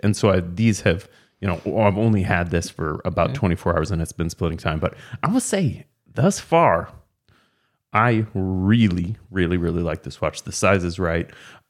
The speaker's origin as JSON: {"language": "English", "country": "Canada", "said": "I'm sorry. That's me being Canadian."}